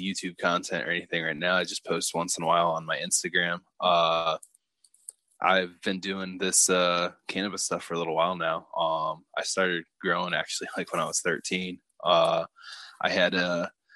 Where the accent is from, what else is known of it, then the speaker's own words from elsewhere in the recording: Toledo, Ohio, United States; also born or lived in Appalachian region, southeastern US; now in Southeastern US, near the Appalachian Mountains; I'm originally from Toledo, Ohio